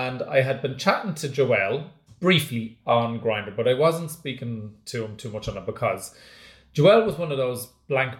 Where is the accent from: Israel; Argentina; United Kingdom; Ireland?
Ireland; Dublin, Leinster; I'm obviously from Dublin